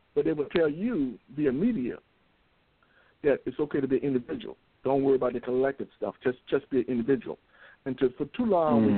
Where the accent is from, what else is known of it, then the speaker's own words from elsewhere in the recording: United States; we're American